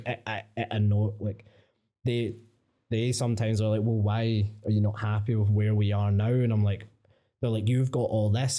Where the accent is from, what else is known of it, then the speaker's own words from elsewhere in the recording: Coatbridge, Scotland, United Kingdom; I grew up in Cote Bridge, fucking mental place